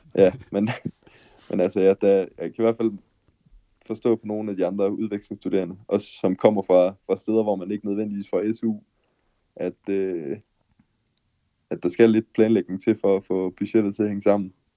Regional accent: Denmark; moved away as an adult; now in Mexico; som dansker

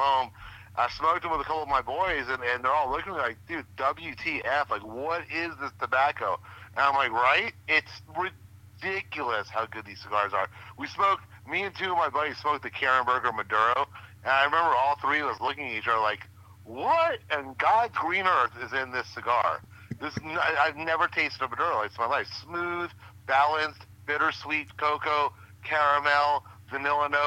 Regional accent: Tampa, Florida, United States; also born or lived in New York City; I was born in New York City, but I grew up in Tampa, Florida, which is where I live right now

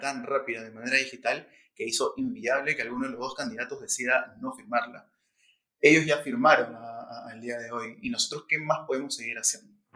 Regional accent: Peru; estamos viendo todos juntos como, como, peruanos

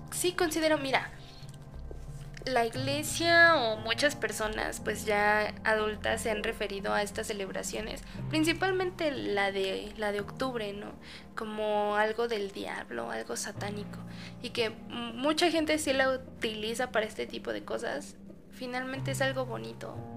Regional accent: Mexico; pues finalmente las hemos adoptado creo que como mexicanos no podría

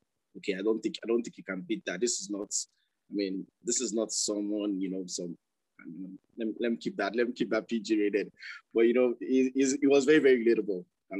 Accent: Nigeria; I mean, as a Nigerian right now, I mean, you know, being a medical student or, you know, or young medical professional

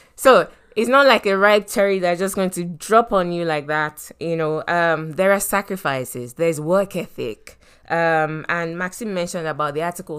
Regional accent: Nigeria; moved away; we were raised growing up in Nigeria

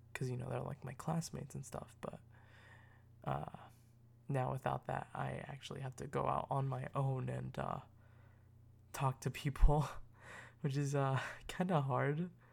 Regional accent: United States; I'm, I'm American

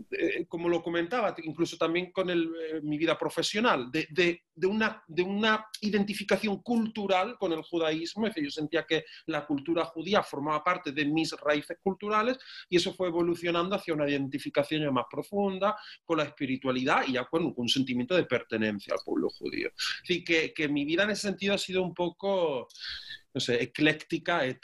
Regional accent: Córdoba, Andalusia, Spain; born there; yo precisamente nací en Córdoba, eh, nací en Córdoba en el año 81, luego tengo ya 38 años. Y, eh, bueno, viví en muchos sitios porque mi padre era militar

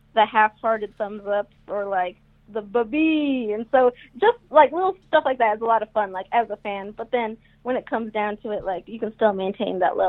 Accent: Iowa, United States; hey, guys, I'm from Iowa, I just came to do wrestling.

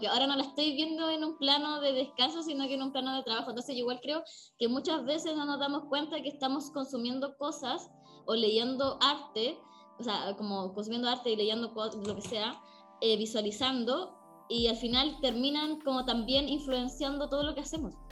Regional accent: Coquimbo, Chile; nosotros somos de Coquimbo

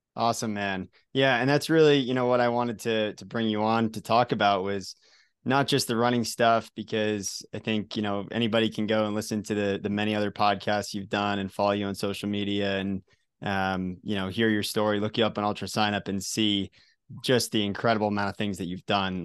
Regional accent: Colorado, United States; my home state here of Colorado

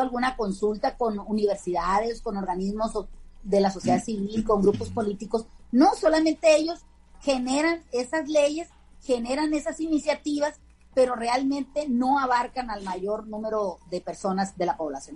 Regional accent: Caimanero, Sinaloa, Mexico; mi pueblo, para Caimanero, que hoy se festeja el Día de la Santa Cruz y es el santo patrono de esa pequeña comunidad. de Sinaloa

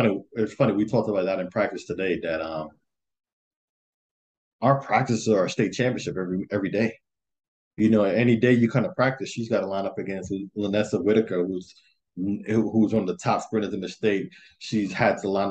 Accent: Jamaica; moved away; I come from Jamaica

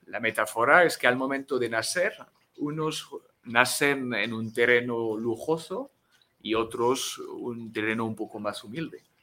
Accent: France; first language French; Spanish is a second language; moved away as an adult; now in Mexico; aquí en México llevo cinco años enseñando mi idioma

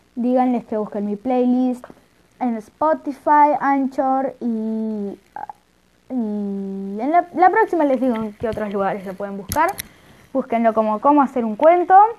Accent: Argentina; soy de Argentina

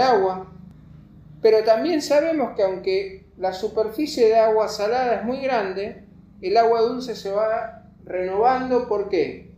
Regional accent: Buenos Aires, Argentina; nosotros somos amargados los porteños

